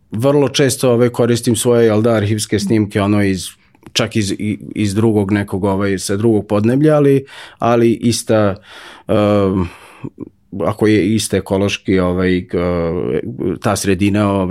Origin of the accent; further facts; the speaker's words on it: Novi Sad, Vojvodina, Serbia; odrastao sam pored Dunava